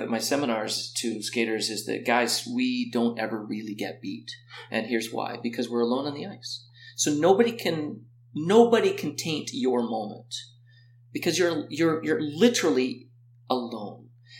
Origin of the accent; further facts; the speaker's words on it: Canada; there, that's the quad, and I'm Canadian champion.